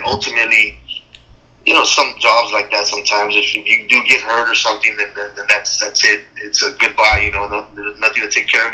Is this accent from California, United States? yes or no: yes; Imperial Valley, California, United States; we're native here from the Imperial Valley